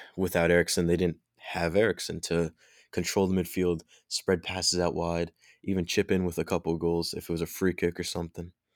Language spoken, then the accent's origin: English; England, United Kingdom; I'm English